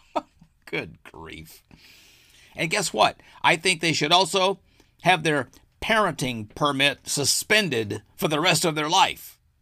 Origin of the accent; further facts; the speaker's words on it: Arkansas, United States; my home state of Arkansas.